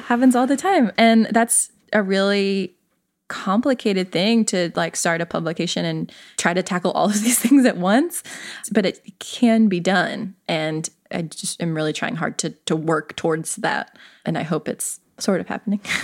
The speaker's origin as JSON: {"language": "English", "region": "the South", "country": "United States", "also_born_or_lived": "the West (US) / Appalachia", "moved": "as an adult"}